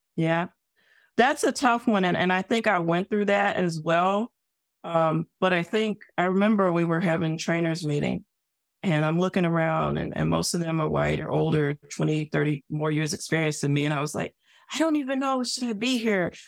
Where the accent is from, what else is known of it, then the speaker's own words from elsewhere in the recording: Arkansas, United States; I came from the South. I'm from Arkansas. The Ku Klux Klan headquarters is two hours away from my hometown, literally